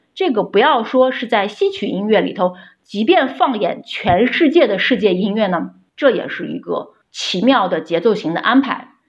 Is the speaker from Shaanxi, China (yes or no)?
yes; Xi'an, Shaanxi, China; 我的家乡是陕西西安